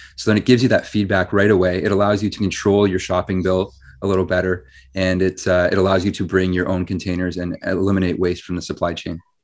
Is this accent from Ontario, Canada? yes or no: yes; Ottawa, Ontario, Canada; I grew up in Ottawa